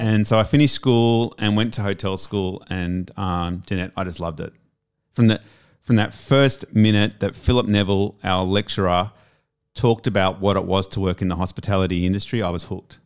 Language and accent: English; Sydney, New South Wales, Australia; moved away as an adult; also born or lived in Palm Cove / Perth / Melbourne / Japan; back to my hometown of Sydney